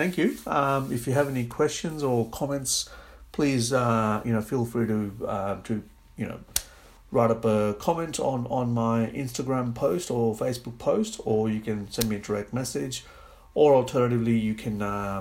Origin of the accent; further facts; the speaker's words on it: Australia; I am from Australia, but I am a person of ethnic background